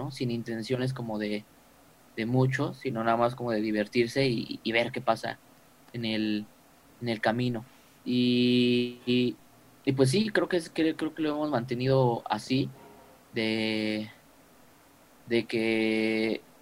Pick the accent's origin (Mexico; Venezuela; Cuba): Mexico; Mexico City; No, somos de aquí, de la Ciudad de México.